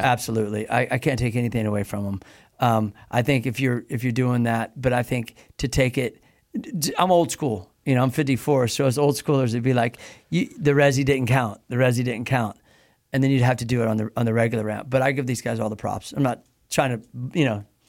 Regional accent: Midwest, United States; I grew up in the Midwest

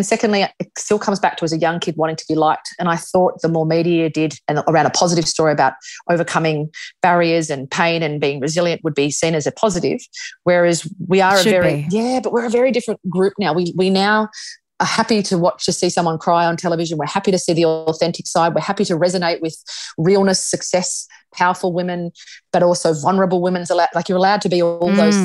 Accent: Australia; we're Australian

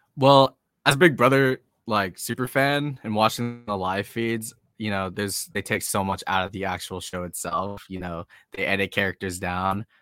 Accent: Boston, Massachusetts, United States; now in San Diego, United States; I'm from Boston. I grew up in Boston

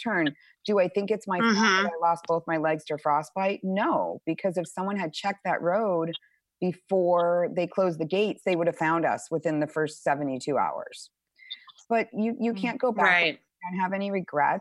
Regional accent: Arizona, United States; I grew up in Arizona

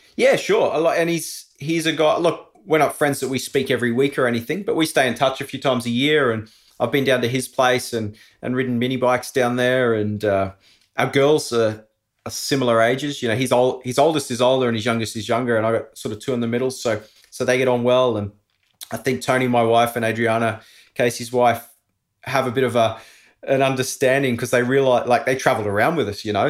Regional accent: Australia; moved away as an adult; also born or lived in Andorra; being an Aussie, living overseas. I was always gonna come back here.

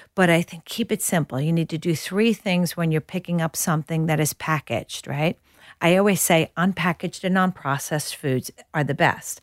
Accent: New York, United States; moved away as an adult; now in Australia; I'm a New Yorker

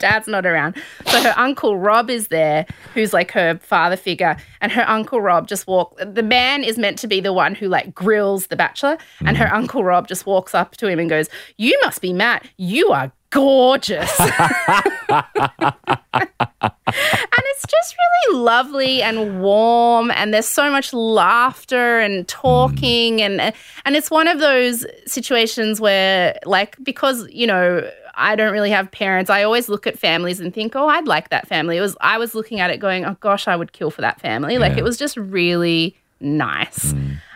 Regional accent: Sydney, New South Wales, Australia; I'm from Sydney

